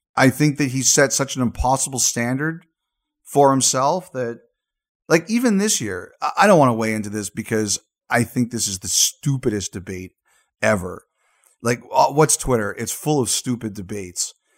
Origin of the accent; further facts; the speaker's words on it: Canada; as a Canadian